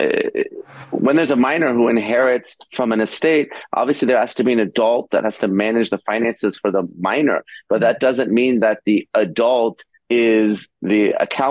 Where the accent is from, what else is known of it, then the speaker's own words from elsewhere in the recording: Los Angeles, California, United States; my hometown